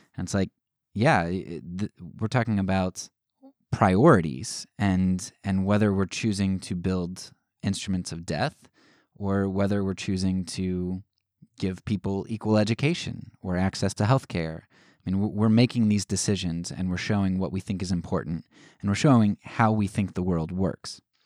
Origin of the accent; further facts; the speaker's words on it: United States; as American citizens